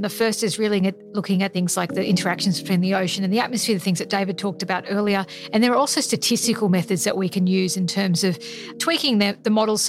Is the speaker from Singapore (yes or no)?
no; Australia; And even as an Australian used to really hot summers